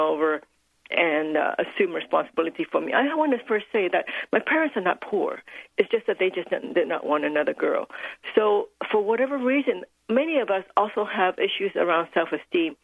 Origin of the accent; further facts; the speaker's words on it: Hong Kong; I was born in Hong Kong as the second daughter in a very traditional Chinese family